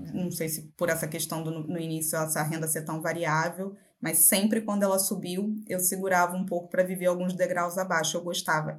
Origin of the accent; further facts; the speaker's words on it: Macaé, Rio de Janeiro, Brazil; now in Rio de Janeiro, Brazil; Eu nasci em Macaé, que é uma cidade litorânea aqui no Rio de Janeiro. É, com 16 anos eu saí da cidade